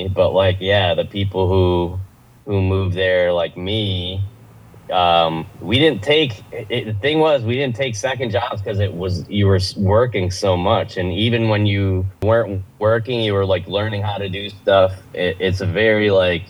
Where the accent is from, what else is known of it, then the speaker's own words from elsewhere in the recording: New York, United States; moved away; I'm from New York